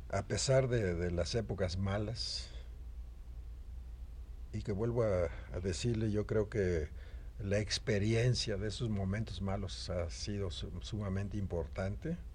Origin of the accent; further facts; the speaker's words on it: Mexico; seguramente yo soy el pintor mexicano que está cotizado más que ningún otro.